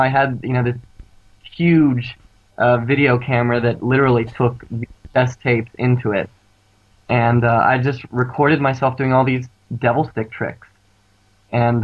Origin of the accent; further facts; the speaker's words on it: Pittsburgh, Pennsylvania, United States; I'm from Pittsburgh, Pennsylvania, which is on the east coast of the U.S.